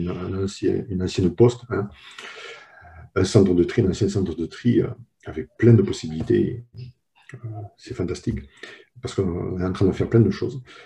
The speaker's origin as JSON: {"language": "French", "country": "France", "moved": "as an adult", "lives_now": "United States", "said": "je, suis le troisième et pour le moment unique personne française travaillant à Nicomatique"}